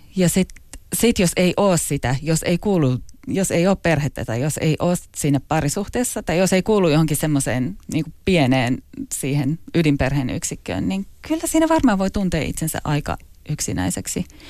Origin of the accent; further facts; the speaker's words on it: Finland; moved away as an adult; also born or lived in London / Asia; tuntee itsensä suomalaiseksi